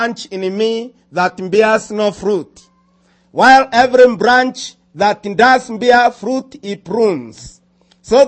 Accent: Nairobi, Kenya; first language Kimeru; English is a second language; I come from Africa, Kenya, Nairobi

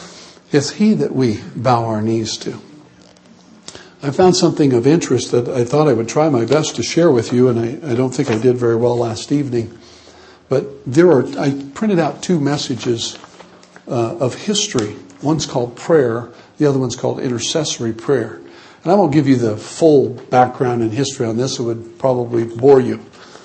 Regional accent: United States; But I am first a Christian before I'm an American. I was born an American, but I became a Christian.

